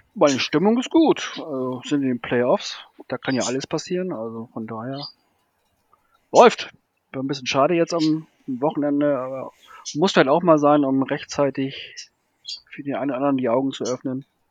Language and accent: German; Hamburg, Germany; also born or lived in Bavaria; now in Tübingen, Germany; bin gebürtig äh, ein Hamburger, habe dann zwischendurch jetzt zehn Jahre in Bayern gewohnt und wohne jetzt ein Jahr in Tübingen.